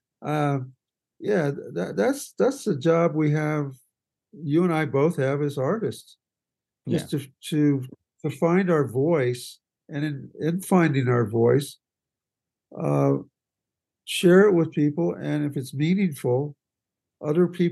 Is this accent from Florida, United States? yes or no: no; California, United States; also born or lived in Waco, Texas; a kid from California who was a surfer